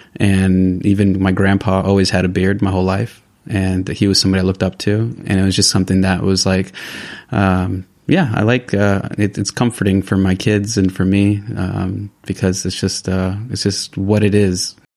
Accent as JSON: {"language": "English", "region": "California", "country": "United States", "moved": "as an adult", "lives_now": "San Sebastián, Spain", "said": "I am originally from the United States, from California."}